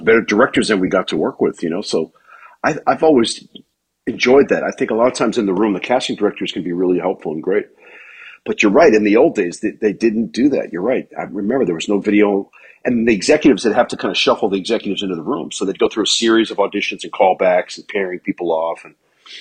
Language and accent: English; New York City, New York, United States; raised in New York City and I had great parents.